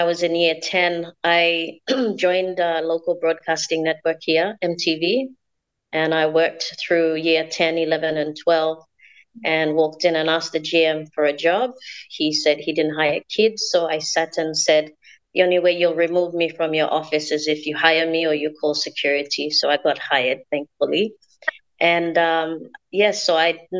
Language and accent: English; Central Province, Papua New Guinea; I'm from Central Province here in Papua New Guinea.